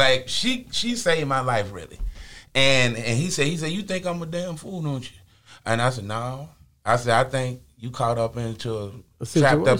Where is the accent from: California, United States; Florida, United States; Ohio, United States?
Ohio, United States; moved away; also born or lived in Birmingham, Alabama; I was born in Ohio.